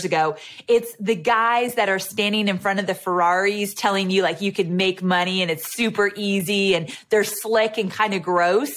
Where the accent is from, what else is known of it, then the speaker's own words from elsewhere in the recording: California, United States; moved away as an adult; also born or lived in Santa Barbara; now in Nashville, United States; And I live in Nashville, Tennessee, but I just moved from California where I was born and raised.